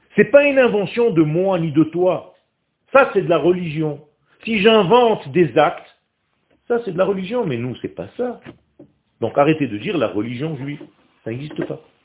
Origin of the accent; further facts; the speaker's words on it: Israel; first language Hebrew; French is a second language; je suis israélien. Je suis né en Israël, ma langue natale, c'est l'hébreu